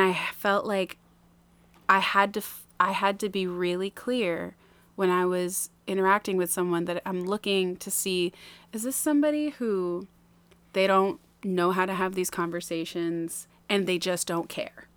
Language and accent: English; Maine, United States; also born or lived in New Jersey / Tampa, Florida; we moved here in January, 1995